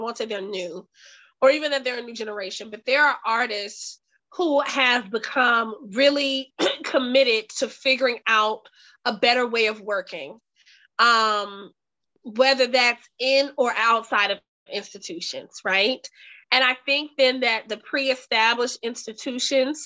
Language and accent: English; the South, United States; growing up in the South